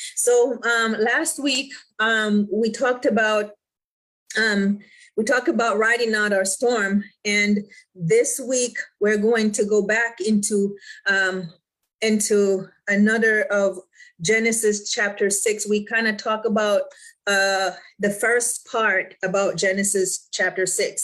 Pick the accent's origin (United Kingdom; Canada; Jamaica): Jamaica; I'm from the islands, I'm Jamaican, right?